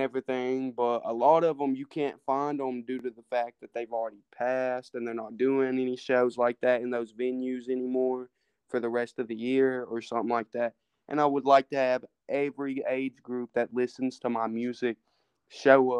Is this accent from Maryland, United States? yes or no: no; Tennessee, United States; I'm from Tennessee